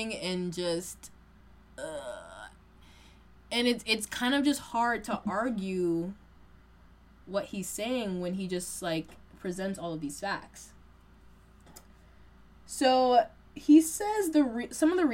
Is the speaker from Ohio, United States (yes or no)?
no; Boston, Massachusetts, United States; I am a black woman who, born and raised in Massachusetts, you know, Boston area